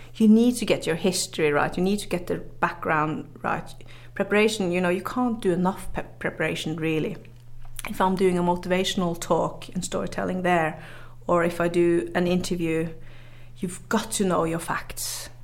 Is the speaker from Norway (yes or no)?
yes; Northern Norway, Norway; English is a second language; I grew up in the very north of Norway, up in the Arctics